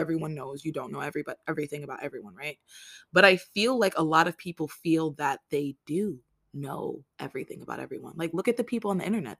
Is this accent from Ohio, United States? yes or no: no; New York City, New York, United States; I was born in Rikers Island.